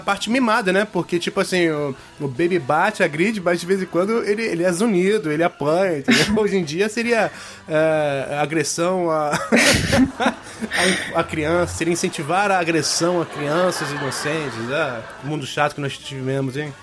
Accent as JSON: {"language": "Portuguese", "region": "São Paulo", "country": "Brazil", "said": "Eu sou paulista"}